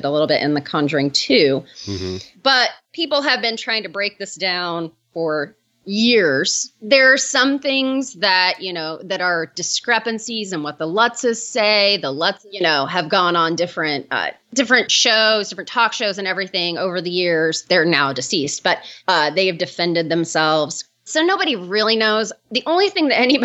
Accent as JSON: {"language": "English", "region": "Indiana", "country": "United States", "said": "I'm from Indiana"}